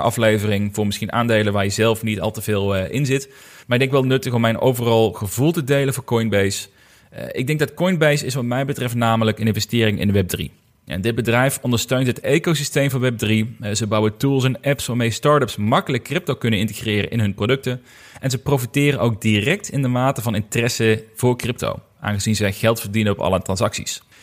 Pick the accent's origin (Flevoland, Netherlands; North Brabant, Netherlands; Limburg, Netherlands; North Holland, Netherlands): Limburg, Netherlands; bij VDL Netcar, bij ons in Limburg